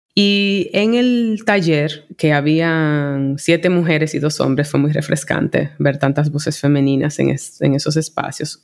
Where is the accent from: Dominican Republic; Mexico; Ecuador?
Dominican Republic; Santo Domingo; moved away as an adult; also born or lived in New York City, United States; soy de Santo Domingo, aquí me crié, pero en la segunda etapa de mi vida, desde los veintiún años, por veinte años más, yo me desarrollé en la ciudad de Nueva York